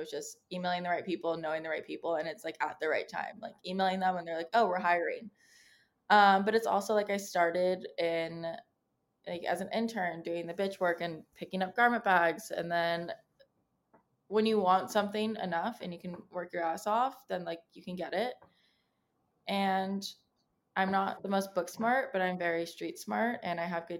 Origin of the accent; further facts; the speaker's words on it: San Diego, California, United States; moved away as an adult; now in New York City, United States; I'm from San Diego, California, and I'm living in New York City, in the East Village